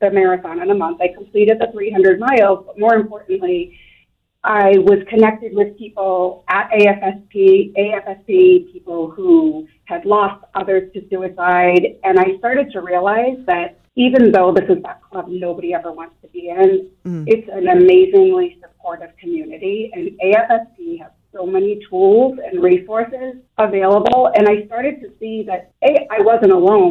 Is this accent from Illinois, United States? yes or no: no; Everett, Massachusetts, United States; moved away as an adult; now in Taunton, United States; I live in Taunton, but I grew up just outside of Boston in Everett, part of a big Sicilian family